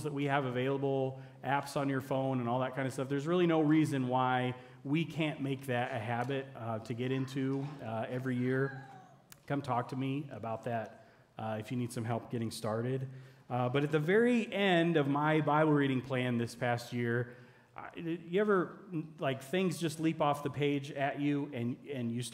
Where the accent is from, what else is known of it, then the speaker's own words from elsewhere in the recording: United States; as an American citizen